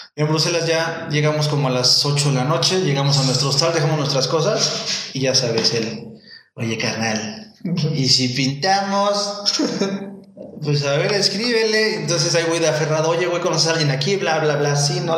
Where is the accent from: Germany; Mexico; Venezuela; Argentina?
Mexico; first language Spanish; yo nací en México.